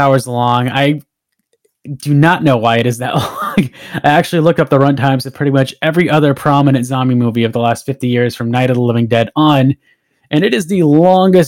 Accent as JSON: {"language": "English", "region": "Southern California", "country": "United States", "tie": "born or raised there", "said": "I grew up out here in Southern California"}